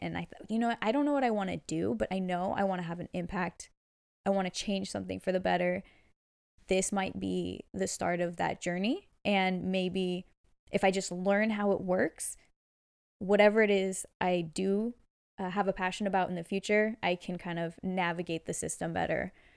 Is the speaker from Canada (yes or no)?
no; Bay Area, California, United States; born and raised in the Bay Area. I love it here